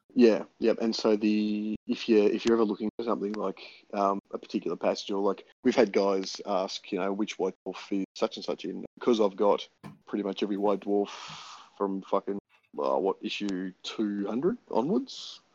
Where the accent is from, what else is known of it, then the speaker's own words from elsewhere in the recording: Tasmania, Australia; I'm from Tasmania.